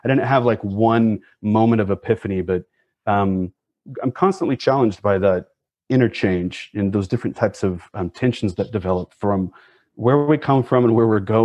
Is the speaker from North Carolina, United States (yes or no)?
no; Oklahoma, United States; I grew up in Oklahoma in an evangelical Christian school where my mom taught